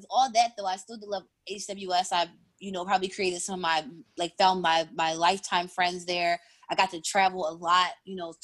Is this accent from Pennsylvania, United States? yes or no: yes; Philadelphia, Pennsylvania, United States; also born or lived in upstate New York; I grew up in Philly. I'm born and raised in Uptown.